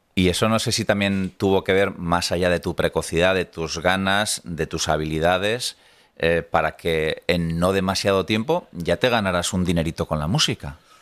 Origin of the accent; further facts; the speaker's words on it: Tolosa, Basque Country, Spain; yo soy de Tolosa